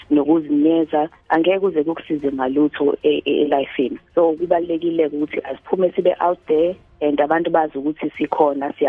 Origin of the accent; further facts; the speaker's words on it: Hammarsdale, KwaZulu-Natal, South Africa; also born or lived in Johannesburg, South Africa; um ngina 36 years old eh ngizalelwe khona la eHammersdale